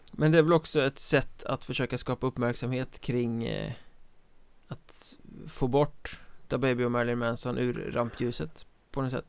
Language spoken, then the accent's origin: Swedish; Sweden; jag är som svensk